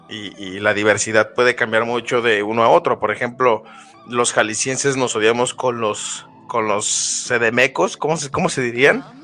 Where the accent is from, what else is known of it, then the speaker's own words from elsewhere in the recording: Puerto Rico; now in Texas, United States; soy puertorriqueña, en Texas.